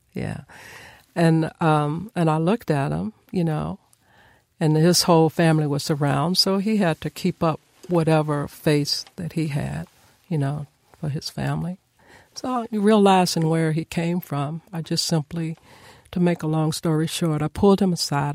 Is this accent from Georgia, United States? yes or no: no; Nashville, Tennessee, United States; I was born and raised here in Nashville, Tennessee